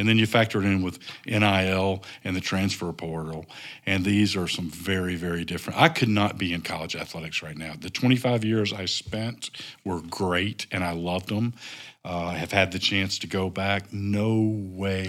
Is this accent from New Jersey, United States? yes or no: no; North Carolina, United States; moved away as an adult; also born or lived in Nashville, Tennessee / Northwest Arkansas; now in Rogers, Arkansas, United States; I grew up in North Carolina.